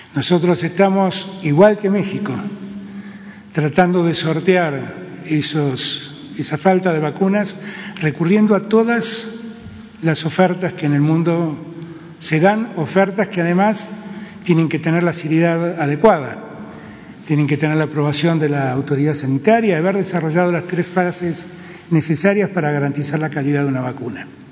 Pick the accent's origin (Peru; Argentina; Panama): Argentina; mi país